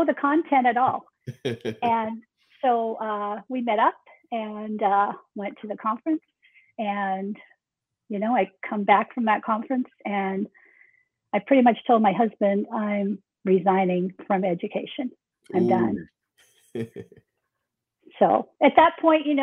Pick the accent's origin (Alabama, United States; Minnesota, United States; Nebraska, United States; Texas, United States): Nebraska, United States; Grew up in the state of Nebraska. So, I'm Nebraska born and bred, and a Cornhusker all the way